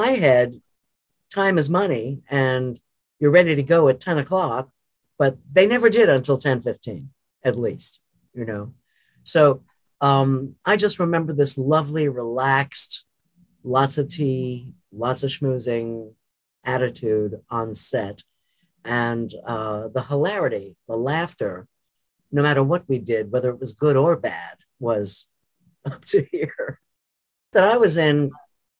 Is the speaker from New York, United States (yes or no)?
yes; New York City, New York, United States; moved away as an adult; also born or lived in London, England; I was born in London and I grew up in New York City.